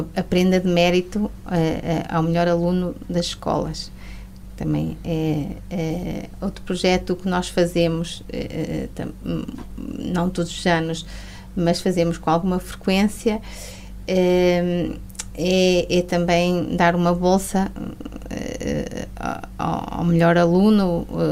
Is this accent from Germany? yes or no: no; a village near Mirandela, Norte, Portugal; also born or lived in Porto; eu vim para, para a minha terra, não é? Porque eu fiz a minha formação no Porto e, e sou de uma aldeia perto de Mirandela